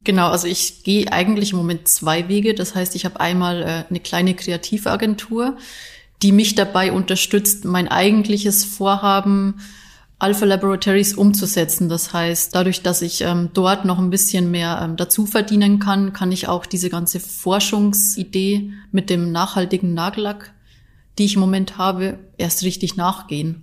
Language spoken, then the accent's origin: German; Bavaria, Germany; now in Leverkusen, Germany; Ich bin ja eigentlich äh, gebürtige Bayerin, das heißt, ich komme gar nicht wirklich von hier